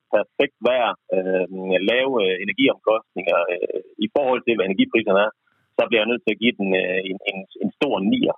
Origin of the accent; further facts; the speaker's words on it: Jutland, Denmark; jeg er jyde